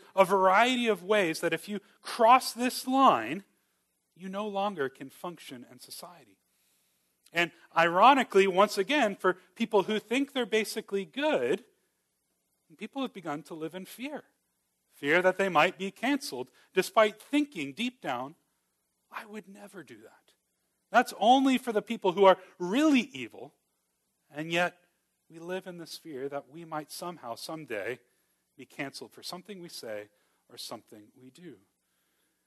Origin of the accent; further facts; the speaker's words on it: Miami, Florida, United States; moved away; I grew up in Miami